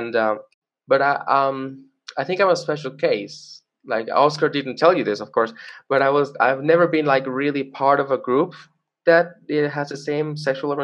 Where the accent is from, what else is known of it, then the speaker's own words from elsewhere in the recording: Venezuela; also born or lived in Caracas, Venezuela; now in Colombia; I grew up in Venezuela, and when I moved to Colombia